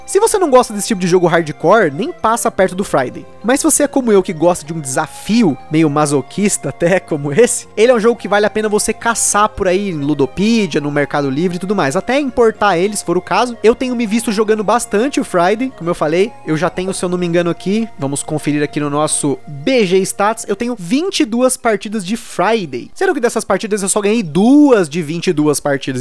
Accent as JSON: {"language": "Portuguese", "country": "Brazil", "said": "como eu sou brasileiro"}